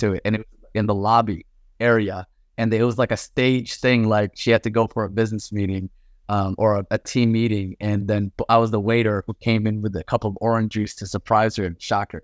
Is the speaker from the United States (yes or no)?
yes; Paterson, New Jersey, United States; also born or lived in Mecca, Saudi Arabia; I grew up in New Jersey, Patterson, New Jersey